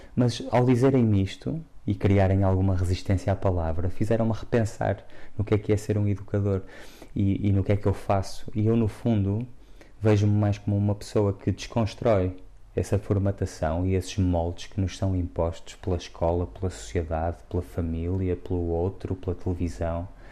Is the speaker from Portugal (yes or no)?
yes; Porto, Norte, Portugal; moved away; eu transpiro o Porto cresci no centro do Porto em Santo Ilfonso e fui vivendo em várias zonas do Porto e e é lá a minha casa